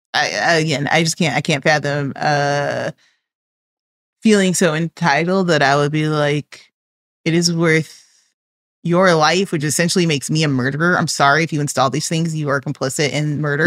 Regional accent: Chicago, Illinois, United States; I am from Chicago

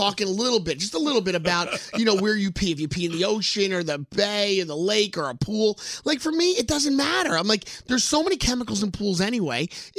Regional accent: New Jersey, United States; We're from New Jersey.

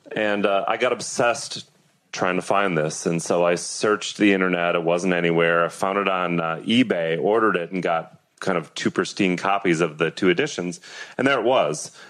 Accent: Atlanta, Georgia, United States; Is it because I grew up in Atlanta?

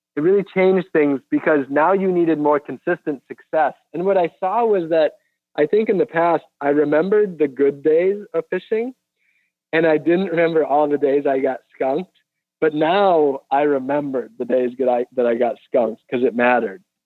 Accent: Wisconsin, United States; moved away; also born or lived in Florida; I grew up in Wisconsin

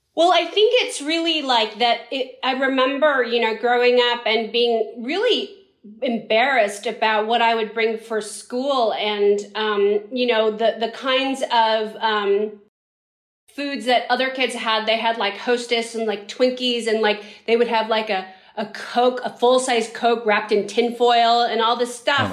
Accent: San Francisco, California, United States; we grew up in San Francisco

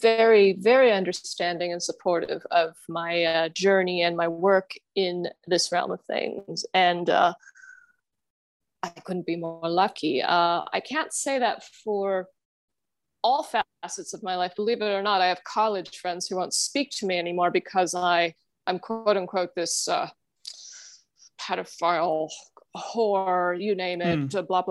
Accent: Germany; English is a second language; now in Chicago, United States; I grew up in Germany, actually, and I still have family there

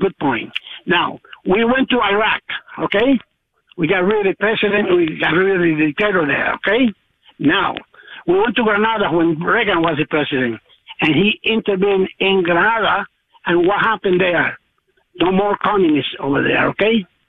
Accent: Cuba; moved away as an adult; now in Orangeburg, United States; I'm from Cuba. I came here in 1962. I had a business in Cuba, a restaurant, and a farm, a couple thousand acres

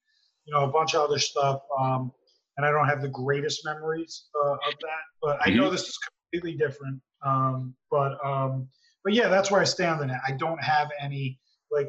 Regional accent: New Jersey, United States; I grew up in Jersey

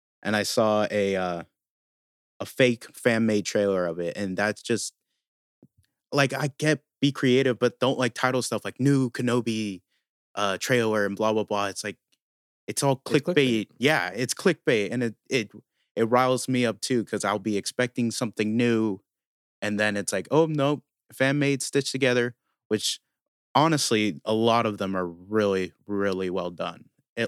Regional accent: Ireland; I'm Irish.

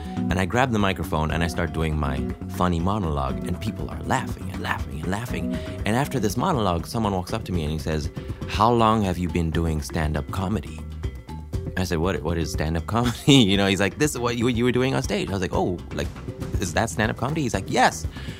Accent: Ethiopia; You know, I'm half black and half white. And I was growing up in Ethiopia. And so I didn't belong in the group of Africans, but I also didn't belong in the group of Europeans.

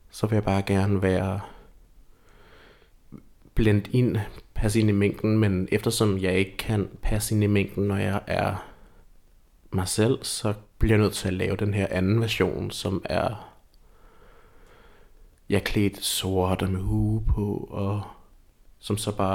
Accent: Lolland, Zealand, Denmark; Jeg føler altid, at jeg kan mærke mit, øh, mit lollandske ophav. Jeg, jeg er født og opvokset på Lolland.

